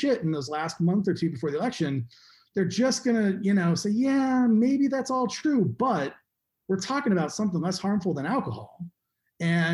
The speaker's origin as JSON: {"language": "English", "region": "Arizona", "country": "United States", "tie": "born or raised there", "also_born_or_lived": "Colorado", "moved": "yes", "said": "Arizona, which my home state"}